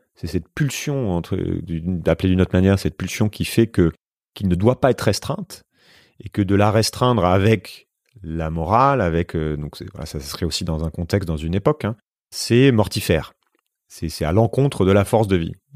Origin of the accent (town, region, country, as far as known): France